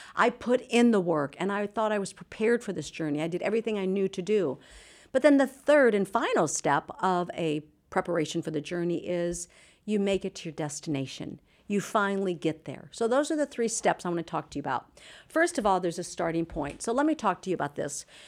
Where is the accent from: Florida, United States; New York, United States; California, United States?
California, United States; Anaheim; I'm from Orange County, California